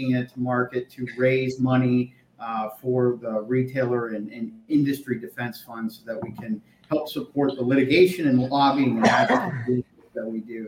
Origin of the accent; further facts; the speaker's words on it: Erie, Pennsylvania, United States; moved away; my hometown of Erie, Pennsylvania